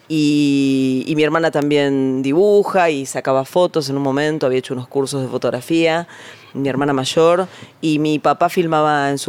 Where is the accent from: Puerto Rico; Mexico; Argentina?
Argentina; Buenos Aires; born there; Nací acá en Palermo.